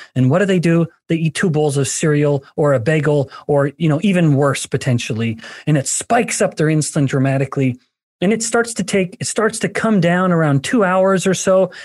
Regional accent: Alberta, Canada; moved away; I'm from Alberta, a native Canadian

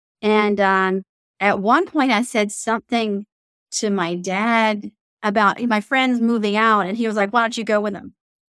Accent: Mobile, Alabama, United States; I grew up in the South, moved to Mobile, Alabama when I was 9 years old, have a couple of older siblings.

